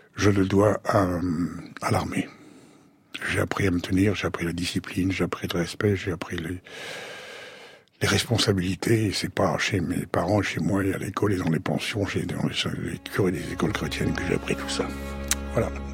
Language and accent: French; Sceaux, Île-de-France, France; Je suis né à Sceaux, en 1935